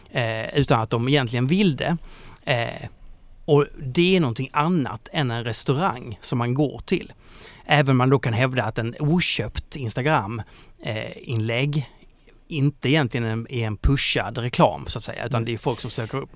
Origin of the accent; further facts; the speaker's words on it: Kristianstad, Skåne, Sweden; moved away; jag är från Kristianstad